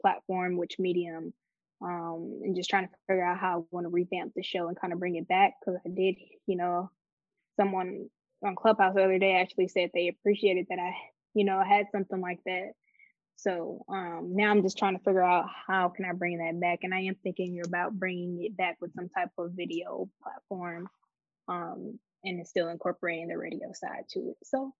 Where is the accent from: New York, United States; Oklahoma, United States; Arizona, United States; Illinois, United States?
Illinois, United States; Chicago; moved away; also born or lived in Detroit, Michigan / Atlanta, Georgia; I'm from Detroit, but I grew up outside of Chicago in the suburbs